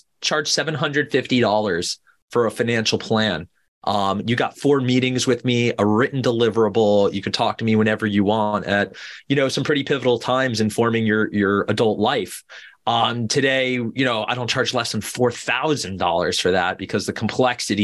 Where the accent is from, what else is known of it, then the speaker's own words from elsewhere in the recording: Boca Raton, Florida, United States; moved away; I grew up in Boca Raton, Florida, you know, otherwise known as God's waiting room